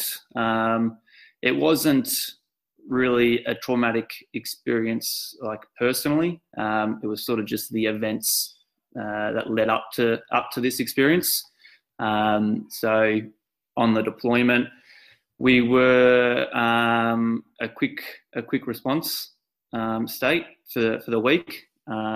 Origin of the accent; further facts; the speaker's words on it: Victoria, Australia; I've always been pretty proud of being an Aussie